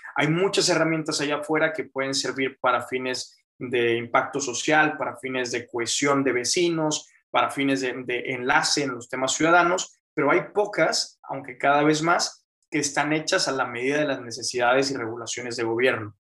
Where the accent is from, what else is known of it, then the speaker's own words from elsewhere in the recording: Monterrey, Nuevo León, Mexico; me metí a mecatrónica aquí en, en Monterrey, Nuevo León, eh, aquí he estado, soy mexicano